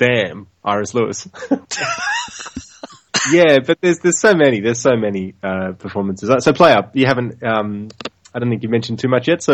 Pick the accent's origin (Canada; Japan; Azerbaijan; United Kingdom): Japan; Tokyo; I grew up in Tokyo.